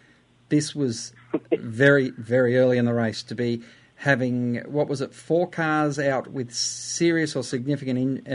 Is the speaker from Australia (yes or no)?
yes; Australia; However, we are an Australian.